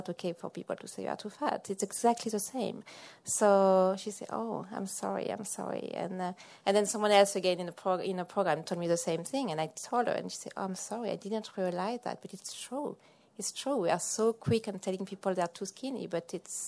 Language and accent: English; France; now in Massachusetts, United States; I'm originally from France